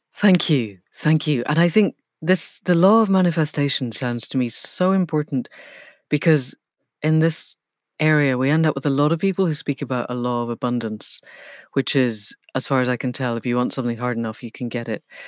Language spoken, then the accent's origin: English; Scotland, United Kingdom; moved away; also born or lived in England; I grew up in Scotland